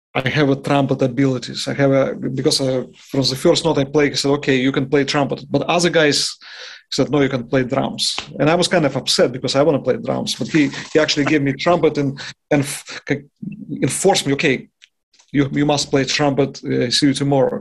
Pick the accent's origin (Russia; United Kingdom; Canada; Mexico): Russia; Yaroslavl, Yaroslavl Oblast; English is a second language; moved away as an adult; also born or lived in Moscow, Russia / New York, United States; now in Vicenza, Italy; once I transferred myself to Moscow from my hometown Yaroslavl